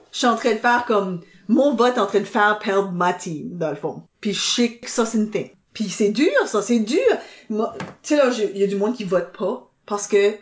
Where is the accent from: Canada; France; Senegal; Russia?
Canada; Dieppe, New Brunswick; moi je viens de Dieppe